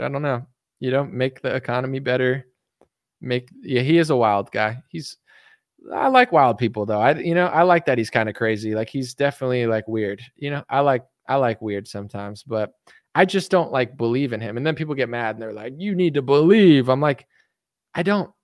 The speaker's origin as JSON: {"language": "English", "country": "United States", "said": "I'm American"}